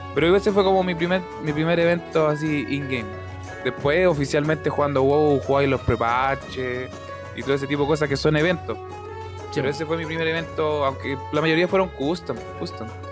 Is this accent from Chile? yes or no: yes; Valparaíso, Chile; yo soy de Valparaíso